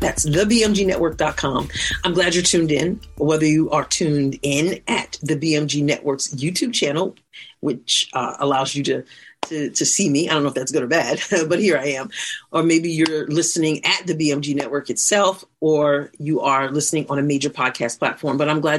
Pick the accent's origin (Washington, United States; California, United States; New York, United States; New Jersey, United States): New York, United States; moved away; the state of New York, of course, which is my home state. Of course, I've relocated